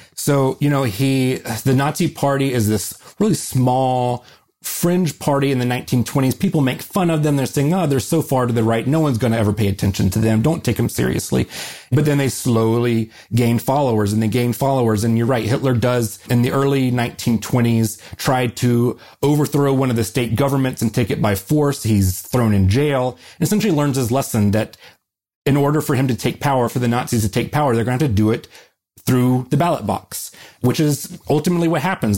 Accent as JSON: {"language": "English", "region": "the South", "country": "United States", "tie": "born or raised there", "said": "people like me growing up in the South"}